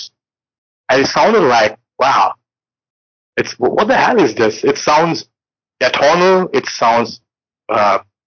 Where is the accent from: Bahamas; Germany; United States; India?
India; I'm an Indian and in our traditional music, drums play a very important role